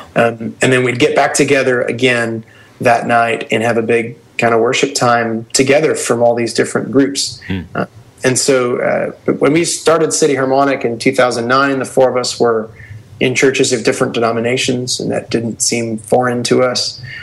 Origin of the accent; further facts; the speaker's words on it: Hamilton, Ontario, Canada; We're from Hamilton, Ontario